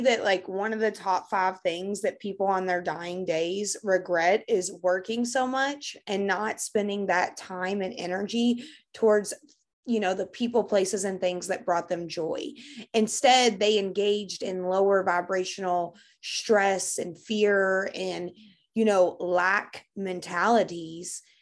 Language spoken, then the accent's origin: English; Kentucky, United States; I'm from Kentucky and we don't pronounce big words here